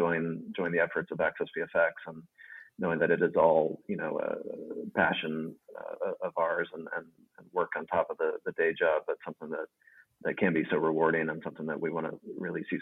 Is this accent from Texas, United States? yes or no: yes; Dallas, Texas, United States; moved away as an adult; also born or lived in Portland / Santa Fe, New Mexico; now in Amsterdam, Netherlands; born and raised in Dallas, Texas.